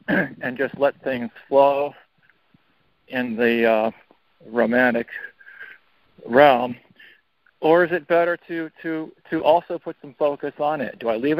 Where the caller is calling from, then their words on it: Portland, United States; in Portland.